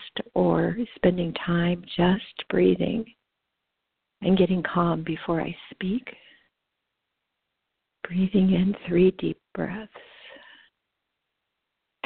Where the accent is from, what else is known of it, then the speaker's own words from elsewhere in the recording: Los Angeles County, California, United States; I grew up in Los Angeles County